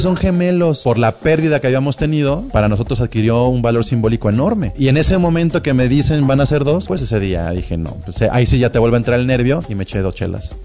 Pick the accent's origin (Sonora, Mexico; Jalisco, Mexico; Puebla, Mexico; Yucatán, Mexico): Jalisco, Mexico; Guadalajara; una sociedad como la tapatía